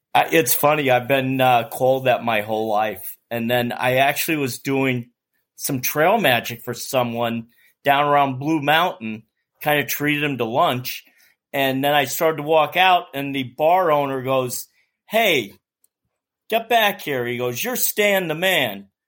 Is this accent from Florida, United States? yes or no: no; New York City, New York, United States; I'm from Staten Island, New York